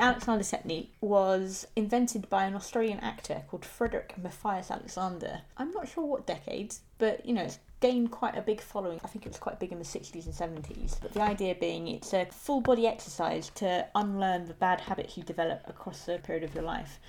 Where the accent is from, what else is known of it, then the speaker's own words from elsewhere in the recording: London, United Kingdom; as a Londoner